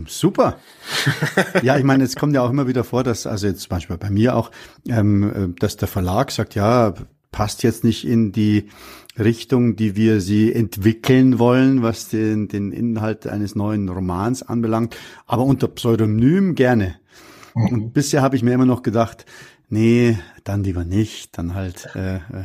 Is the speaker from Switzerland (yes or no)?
no; Munich, Bavaria, Germany; ich bin in München am Hasenbergel aufgewachsen